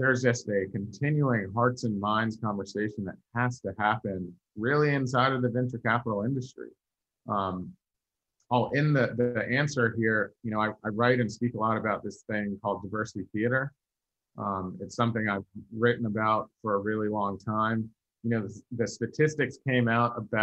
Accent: Virginia, United States; I'm from Virginia

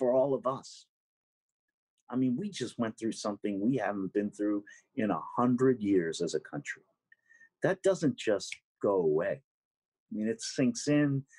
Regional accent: New York City, New York, United States; I'm a New Yorker through and through

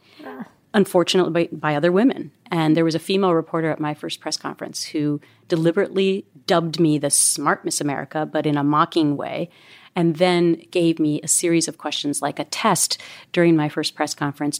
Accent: Minnesota, United States; I'm from Minnesota. It's not really a pageant state.

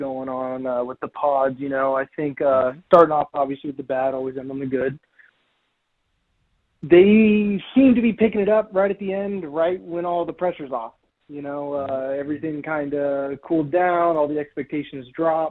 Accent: San Diego, California, United States; born and raised in San Diego myself

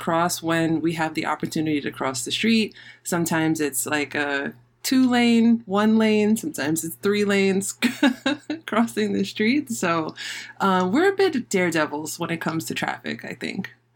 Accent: New York City, New York, United States; also born or lived in Manhattan / Queens; I was physically born in Manhattan, but I grew up and I was raised in the Bronx.

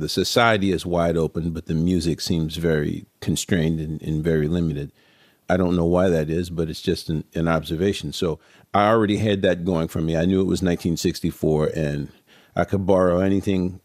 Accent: New Orleans, Louisiana, United States; moved away; also born or lived in New York; I grew up in New Orleans, man. Everybody talks that way.

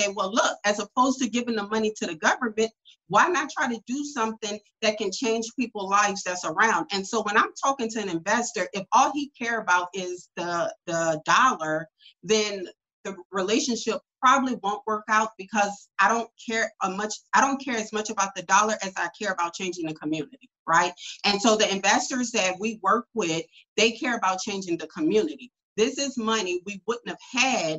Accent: New Orleans, Louisiana, United States; I'm from New Orleans, Louisiana.

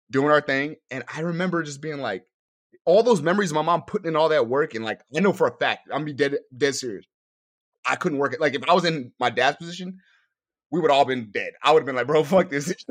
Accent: Newark, New Jersey, United States; born there; also born or lived in New York; I was born in Newark, New Jersey.

